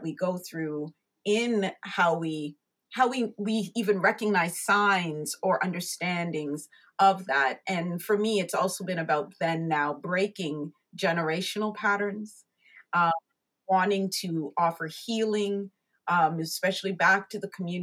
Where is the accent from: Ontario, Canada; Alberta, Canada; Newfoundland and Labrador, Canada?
Ontario, Canada; Markham; also born or lived in United Kingdom; I was raised here in Canada. We came here when I was only about 3 years old